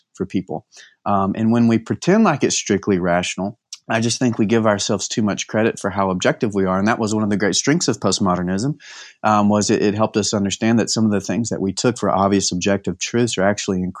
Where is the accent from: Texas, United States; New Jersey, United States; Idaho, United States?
Texas, United States; East; moved away as an adult; now in Temple, United States; Born and bred in East Texas, but moved a little bit west about 10 years ago for college